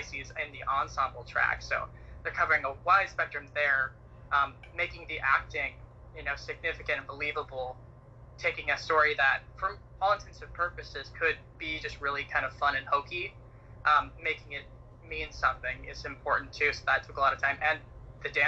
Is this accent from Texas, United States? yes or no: no; Utah, United States; also born or lived in Santa Clarita, California; I was born and raised in Santa Clarita, which is about 40 minutes north. But I spent most of my formative years, I should say, in Utah